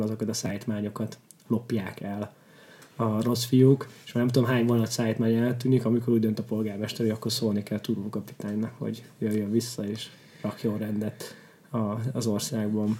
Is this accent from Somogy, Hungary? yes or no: yes; Kaposvár, Somogy, Hungary; Kaposvári vagyok, ott Somogyban ismerősök